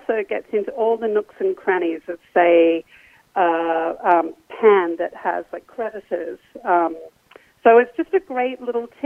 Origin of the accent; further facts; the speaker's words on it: Australia; when I was like a kid growing up in Australia